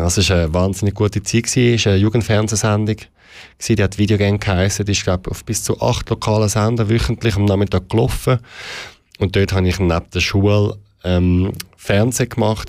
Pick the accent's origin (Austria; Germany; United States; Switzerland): Switzerland; Zurich; Ich bin im Kreis 8 aufgewachsen, in der Stadt Zürich